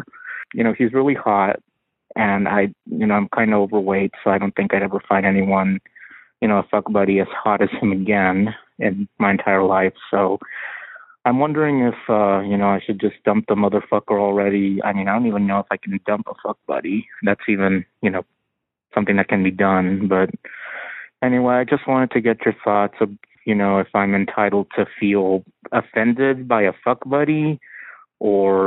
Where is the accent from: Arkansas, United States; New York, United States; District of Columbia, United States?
Arkansas, United States; I recently had to move back in with my parents back in my hometown